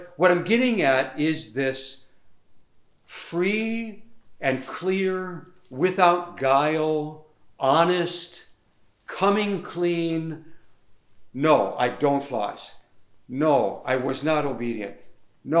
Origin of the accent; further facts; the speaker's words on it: United States; born or raised there; moved away as an adult